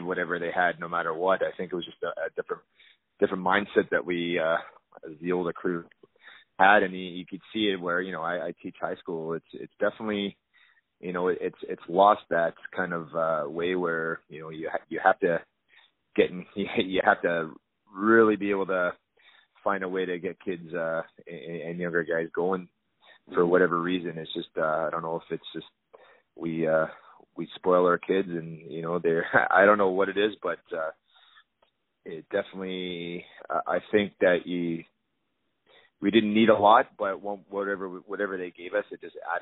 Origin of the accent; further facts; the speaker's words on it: Toronto, Ontario, Canada; being a Toronto kid, I grew up in Scarborough